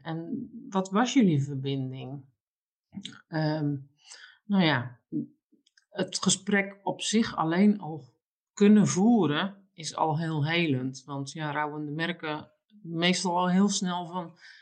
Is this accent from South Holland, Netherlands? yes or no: yes; Alblasserwaard, South Holland, Netherlands; ik woon mijn hele leven al in de Alblassenwaardse polder